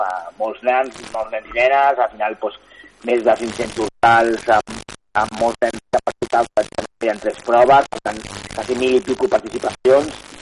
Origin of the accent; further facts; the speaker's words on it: Castelldefels, Catalonia, Spain; jo sóc de Castelldefels